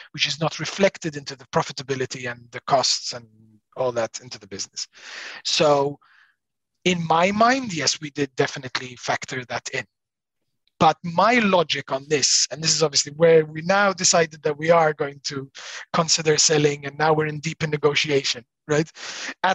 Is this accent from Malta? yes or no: yes; Malta; also born or lived in Australia; I was born in Australia. I was there until I was 7, 8, and then moved to Malta. My parents moved back to Malta